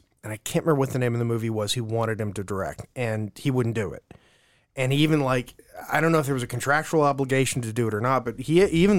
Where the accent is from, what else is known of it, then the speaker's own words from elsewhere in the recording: California, United States; She's from San Francisco. I was raised in the Bay Area.